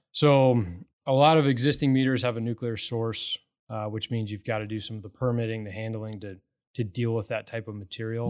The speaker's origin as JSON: {"language": "English", "town": "Morrison", "region": "Colorado", "country": "United States", "tie": "born or raised there", "moved": "yes", "lives_now": "Katy, United States", "said": "I grew up in Morrison, so kinda the west"}